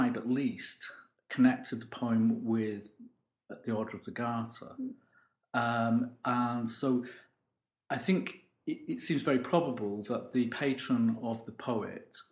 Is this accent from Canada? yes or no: no; Stockport, North West England, United Kingdom; I come from Stockport